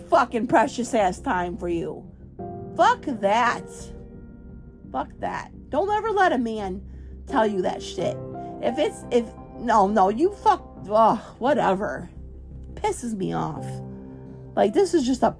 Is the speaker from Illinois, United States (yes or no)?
yes; Chicago, Illinois, United States; moved away; also born or lived in Florida; I was raised in Chicago